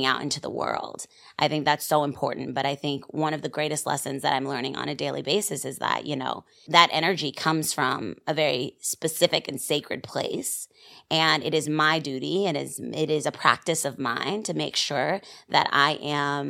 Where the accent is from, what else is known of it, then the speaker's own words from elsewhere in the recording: Virginia Beach, Virginia, United States; also born or lived in New Rochelle, New York; now in New York, United States; I grew up in Virginia, but I was born in New Rochelle Hospital